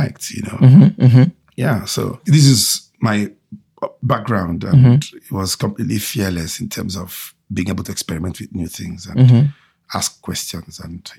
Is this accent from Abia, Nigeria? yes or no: yes; Aba, Abia, Nigeria; We grew up in Aba. This industrial town in the southeast of Nigeria